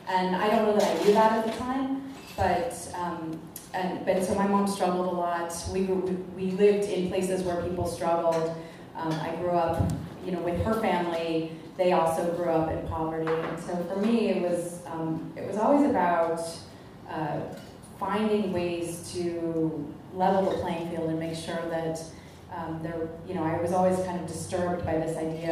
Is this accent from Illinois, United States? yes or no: yes; Chicago, Illinois, United States; moved away as an adult; now in Omaha, United States; I'm originally from Chicago. We chose to move to Omaha about 13 years ago